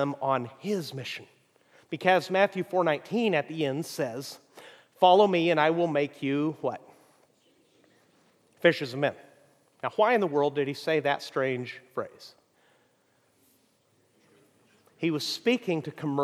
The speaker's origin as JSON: {"language": "English", "country": "Mexico", "tie": "born or raised there", "moved": "yes", "said": "I grew up in Mexico"}